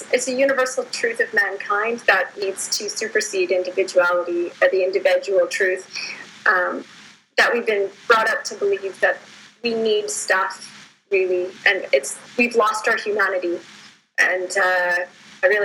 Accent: Calgary, Alberta, Canada; I'm actually from Calgary, Alberta, Canada

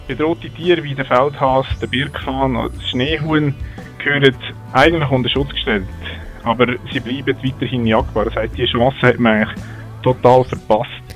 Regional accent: Switzerland; Bei uns in der Schweiz

